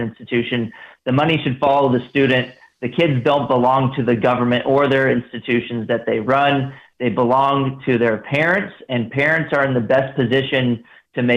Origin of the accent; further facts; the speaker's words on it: Texas, United States; moved away as an adult; also born or lived in Washington, D.C.; I also am a Texas resident, and I grew up in Texas, went to Texas public